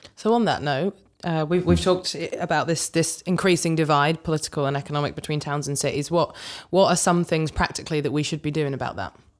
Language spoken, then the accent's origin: English; Morley, Yorkshire and the Humber, United Kingdom; I'm from Morley